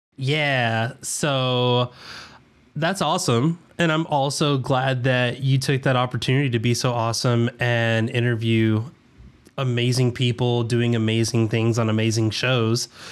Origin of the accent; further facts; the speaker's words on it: the South, United States; accent: southern; in my southern accent